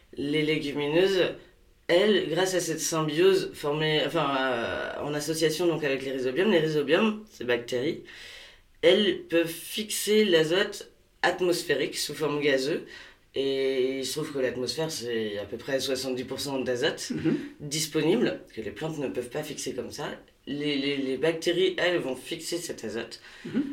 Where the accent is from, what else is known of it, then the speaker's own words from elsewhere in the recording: Pays de la Loire, France; moved away as an adult; also born or lived in Paris region / Morbihan; now in Hennebont, France; je suis originaire de Maine-et-Loire avec des attaches dans le Morbihan